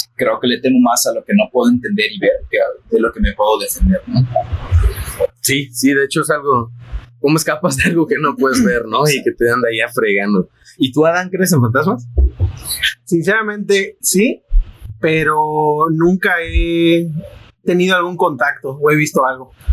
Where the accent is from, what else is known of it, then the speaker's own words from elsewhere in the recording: Mérida, Yucatán, Mexico; moved away as an adult; now in Monterrey, Mexico; yo crecí en, en Pacastún